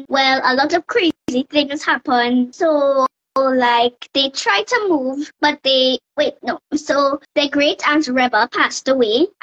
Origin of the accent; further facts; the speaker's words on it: Trinidad & Tobago; I am from Trinidad and Tobago. That's a country in the Caribbean